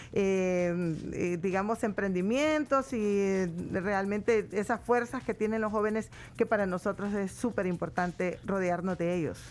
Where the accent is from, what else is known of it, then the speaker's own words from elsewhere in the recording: Jocoro, Morazán, El Salvador; now in Sonsonate, El Salvador; yo nací en el campo y en una, en nuestro querido pueblo Jocoro, Morazán